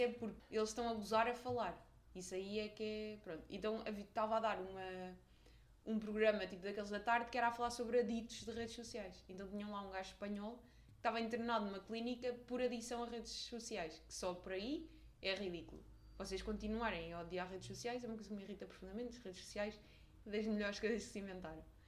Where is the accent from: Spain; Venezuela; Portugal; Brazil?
Portugal; Nós, os portugueses